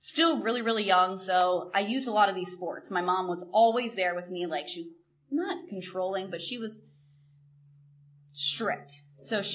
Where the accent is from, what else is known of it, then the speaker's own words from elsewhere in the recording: York, Pennsylvania, United States; I grew up in York, Pennsylvania, to a beautiful family, wonderful, loving family